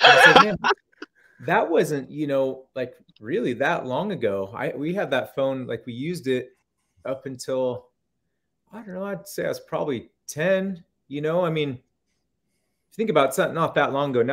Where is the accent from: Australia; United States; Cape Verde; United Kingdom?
United States; Northern California; also born or lived in Monterey, California; I live up in Cottonwood, Northern California again, but I grew up in NorCal